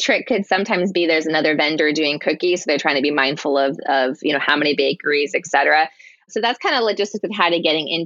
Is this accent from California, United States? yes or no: no; Seattle, Washington, United States; I grew up in Ballard. This is my community